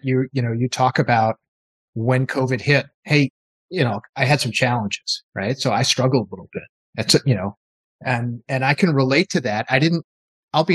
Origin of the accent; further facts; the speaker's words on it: East Coast, United States; I grew up on the East Coast